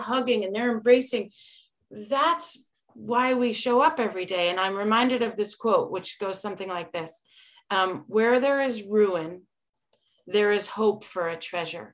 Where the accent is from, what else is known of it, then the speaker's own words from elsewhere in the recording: Berlin, Connecticut, United States; I grew up in Berlin